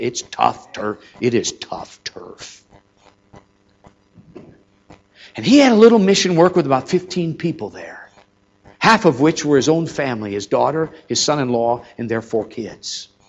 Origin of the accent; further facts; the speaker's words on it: Minnesota, United States; moved away; I remember meeting number one was my hometown in Minnesota.